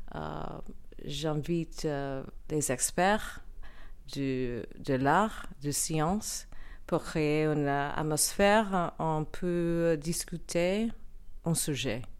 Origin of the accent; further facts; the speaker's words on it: New York City, New York, United States; French is a second language; moved away; also born or lived in Paris; je viens de Brooklyn, New York.